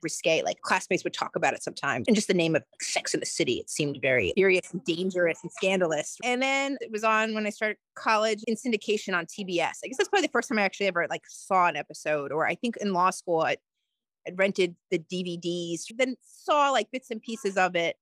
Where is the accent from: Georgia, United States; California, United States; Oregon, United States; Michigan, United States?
Georgia, United States; also born or lived in New York / Tennessee; I'm originally from New York, but I moved to Georgia as a child